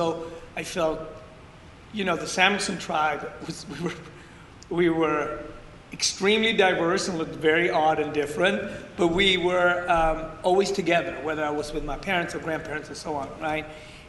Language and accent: English; Ethiopia; born there; Yeah, I was born in Ethiopia in a tiny village outside the capital, 2 hours outside the capital. I was born in a hut